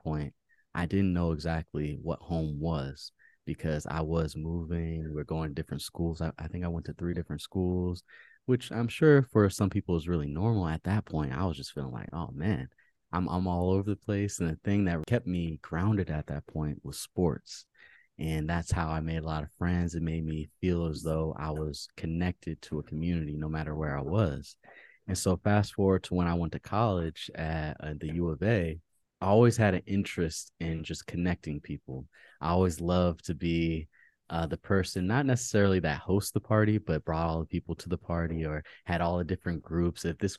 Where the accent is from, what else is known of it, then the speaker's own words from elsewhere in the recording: Maryland, United States; also born or lived in Fairfax, Virginia; So I was born in Virginia, Fairfax, Virginia. Shout out to everybody in Virginia right now, all the listeners. And I grew up in Maryland and went to school in DC.